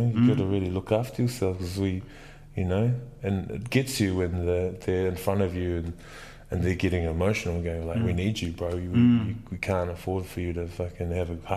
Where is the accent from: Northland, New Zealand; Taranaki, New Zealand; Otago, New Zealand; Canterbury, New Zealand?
Otago, New Zealand; Dunedin; now in Wellington, New Zealand; I grew up in Dunedin